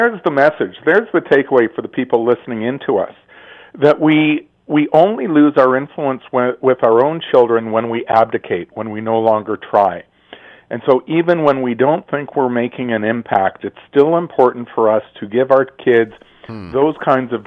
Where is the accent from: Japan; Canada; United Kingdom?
Canada; We're Canadian